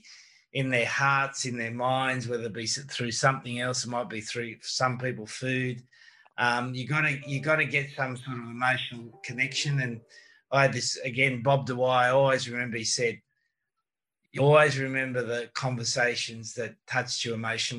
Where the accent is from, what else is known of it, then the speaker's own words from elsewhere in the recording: Australia; And being an Australian, we swear quite a lot.